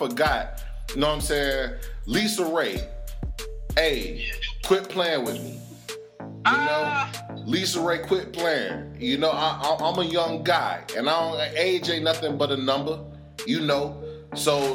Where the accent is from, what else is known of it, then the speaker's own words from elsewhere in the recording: Jamaica; I'm Jamaican